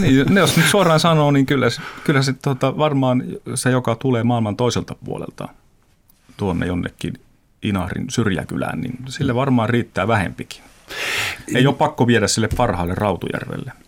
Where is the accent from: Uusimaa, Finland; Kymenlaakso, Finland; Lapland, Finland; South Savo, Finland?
Lapland, Finland; Teno River valley; mä oon Tenojokivarresta kasvanut lohenpyyntiin